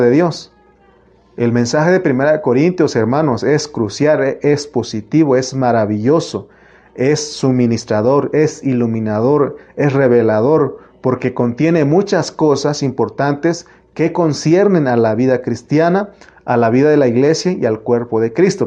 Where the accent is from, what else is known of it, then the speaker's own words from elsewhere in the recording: Oaxaca, Mexico; moved away; donde yo nací, en Oaxaca